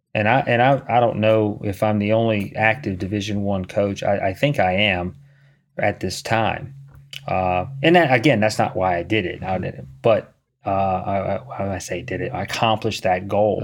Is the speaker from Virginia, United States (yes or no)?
yes; Charlottesville, Virginia, United States; moved away; I'm from Charlottesville